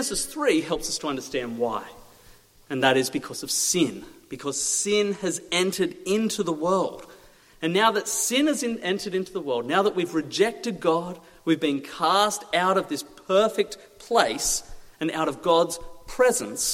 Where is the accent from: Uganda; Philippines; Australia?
Australia; moved away as an adult; now in Little Shelford, United Kingdom; I'm from Australia. I came here a year ago.